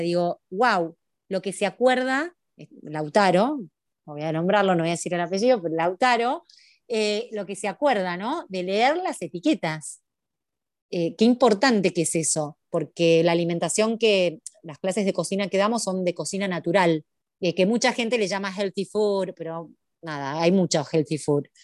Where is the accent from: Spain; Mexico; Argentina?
Argentina; also born or lived in Buenos Aires; Acá en Argentina, yo soy argentina, hay una, vivo en Buenos Aires, en la capital federal, en Ciudad Autónoma de Buenos Aires